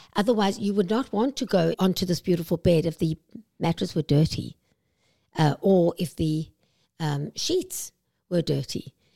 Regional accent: South Africa; moved away as an adult; now in Vancouver, Canada; I'm South African, as you can probably hear

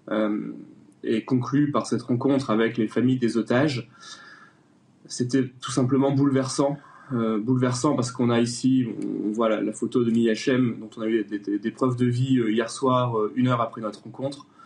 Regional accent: France; Et que en tant que Français, nous avons le devoir euh, de pouvoir euh, expliquer au gouvernement israélien

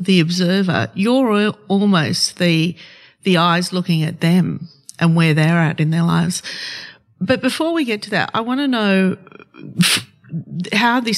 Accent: Sydney, New South Wales, Australia; first language Arabic; English is a second language; I started school here in Glebe and I couldn't speak English either

